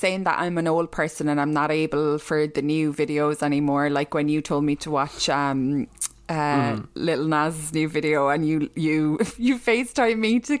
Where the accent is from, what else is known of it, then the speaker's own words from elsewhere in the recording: Ireland; we are from Catholic Ireland